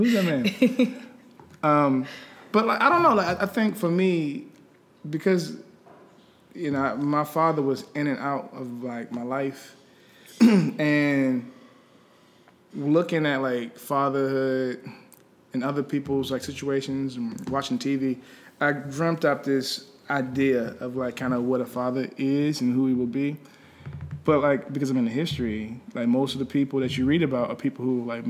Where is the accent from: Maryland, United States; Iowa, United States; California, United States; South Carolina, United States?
Maryland, United States; Landover; now in Washington, D.C., United States; More grew up in PG County. Okay. So, like, I grew up in Pommel Park, like Landover.